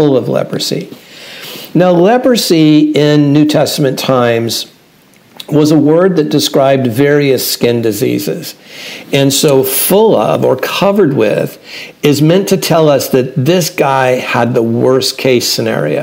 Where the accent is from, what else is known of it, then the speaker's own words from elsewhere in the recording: Santa Ana, California, United States; moved away as an adult; now in Franklin, Tennessee, United States; I was born in Santa Ana and lived all over Orange County for most of my life, so Southern California's home